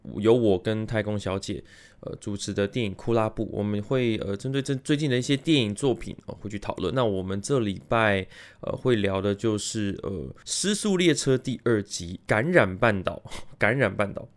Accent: Taiwan; also born or lived in United States; 我是在美国出生，但是美国出生大概到幼稚园左右我就回来台湾了

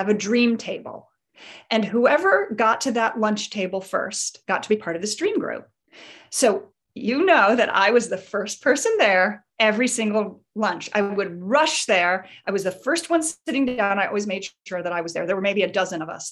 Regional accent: Chicago, Illinois, United States; my childhood when I grew up in Chicago

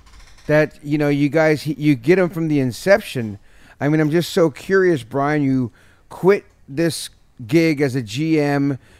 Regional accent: San Jose, California, United States; I'm from San Jose.

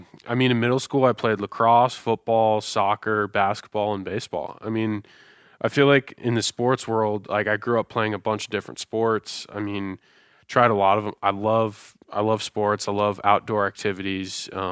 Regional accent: Tampa, Florida, United States; also born or lived in New York City; I'm from Tampa, Florida.

